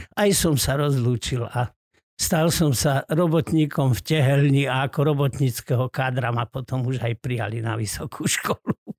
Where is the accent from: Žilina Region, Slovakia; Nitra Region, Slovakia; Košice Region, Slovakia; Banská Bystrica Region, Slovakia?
Banská Bystrica Region, Slovakia; Hrachovo; also born or lived in Rimavská Sobota; now in Trenčín, Slovakia; Pochádzam z Gemera, medzi Rimavskou sobotou a Hnúšťou. Je taká dedinka Hrachovo.